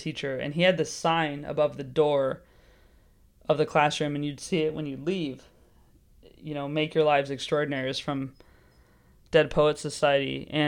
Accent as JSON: {"language": "English", "town": "Santa Clarita", "region": "California", "country": "United States", "tie": "born or raised there", "moved": "as an adult", "lives_now": "London, United Kingdom"}